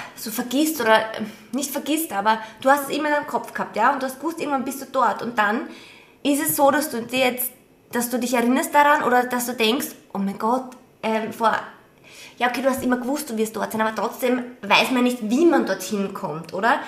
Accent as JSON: {"language": "German", "country": "Austria", "said": "bei uns in Österreich"}